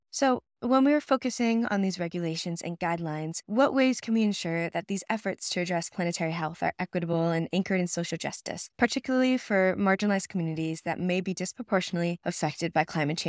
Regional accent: New York City, New York, United States; This is an issue that is also relevant in my hometown of New York City

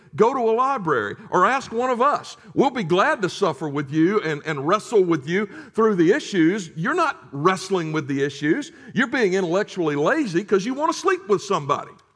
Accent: United States; as an American who had until that moment enjoyed the relative security and the sort of bubble that I had grown up

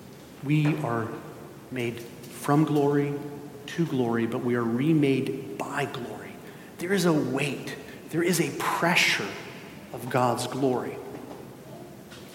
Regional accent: Spain; moved away; I grew up in Spain

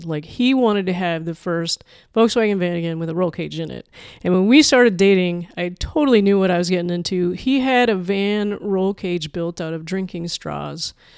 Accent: Manitoba, Canada; also born or lived in Chicago; now in Pacific Northwest, United States; I'm a Canadian prairie kid

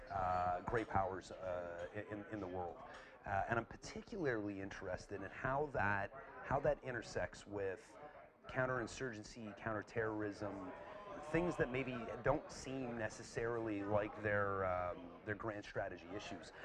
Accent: Calgary, Alberta, Canada; moved away as an adult; also born or lived in Toronto; now in Dublin, Ireland; I'm from I'm from Canada. I was I was born in uh, in Calgary, which is near the, the mountains, but I moved here from uh, from Toronto

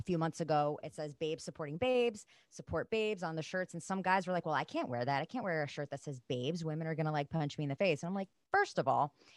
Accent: New Jersey, United States; I grew up in New Jersey in the 90s

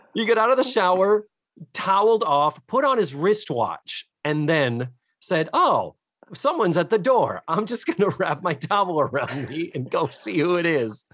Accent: New England, United States; also born or lived in Western Massachusetts; growing up in New England.

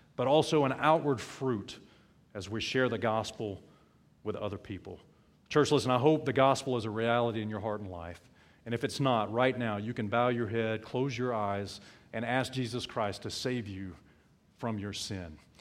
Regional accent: South Alabama, United States; When I grew up in South Alabama

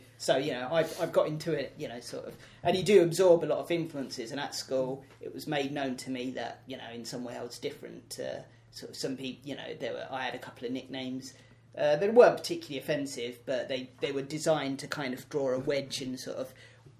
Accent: London, United Kingdom; I was born and raised in South London, and I, you know, sort of just regard myself as a South Londoner first and foremost

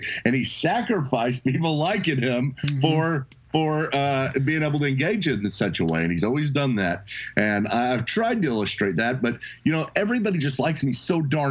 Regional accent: Edmond, Oklahoma, United States; also born or lived in Dallas, Texas; I'm from Oklahoma City, Edmond, actually, just right outside of Oklahoma City, and I have lived there most of my life

